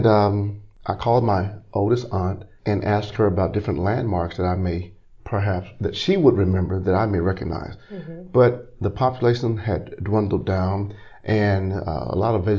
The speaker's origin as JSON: {"language": "English", "town": "Little Rock", "region": "Arkansas", "country": "United States", "tie": "born or raised there", "also_born_or_lived": "Beedeville, Arkansas", "said": "I was raised in Little Rock. I'm a product of the Arkansas school system"}